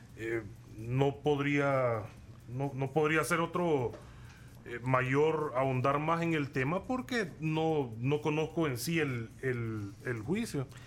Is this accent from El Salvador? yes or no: yes; El Salvador; nosotros mm. somos salvadoreños comunes y corrientes como cualquier otro